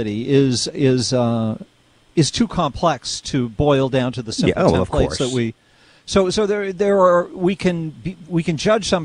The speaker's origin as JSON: {"language": "English", "town": "Lexington", "region": "Massachusetts", "country": "United States", "tie": "born or raised there", "said": "I grew up in Lexington, Massachusetts"}